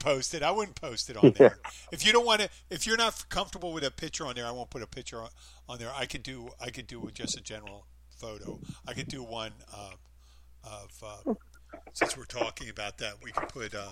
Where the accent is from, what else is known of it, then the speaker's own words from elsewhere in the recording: Philadelphia, Pennsylvania, United States; now in Florida Keys, United States; I'm from Philly